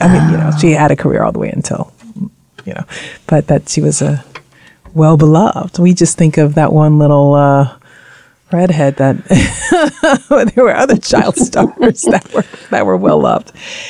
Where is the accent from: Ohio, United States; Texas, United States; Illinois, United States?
Texas, United States; I'm from Texas.